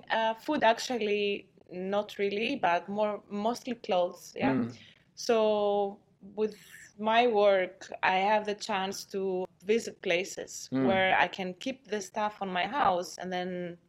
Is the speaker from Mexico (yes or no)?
no; Kavala, Eastern Macedonia and Thrace, Greece; moved away; I am from Greece, that's correct.